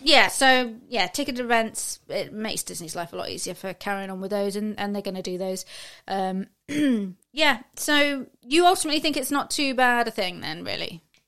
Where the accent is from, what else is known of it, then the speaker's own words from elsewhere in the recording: United Kingdom; as a Brit